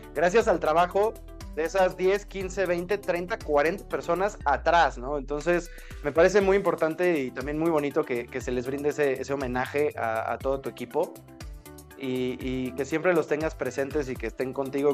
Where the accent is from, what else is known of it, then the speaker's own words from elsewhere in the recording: Mexico; nosotros los mexicanos